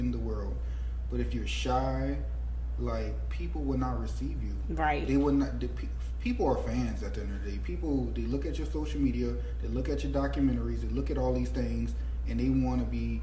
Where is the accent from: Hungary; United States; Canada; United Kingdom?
United States; New Orleans, Louisiana; growing up in New Orleans mm-hmm. and being from New Orleans